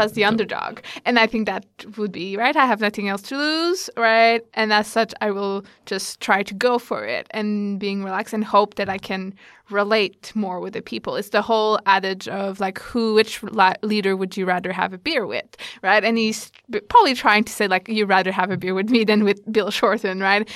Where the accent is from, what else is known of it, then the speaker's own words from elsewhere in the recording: Canada; now in Australia; I'm originally Canadian, so I compare a lot Australia to Canada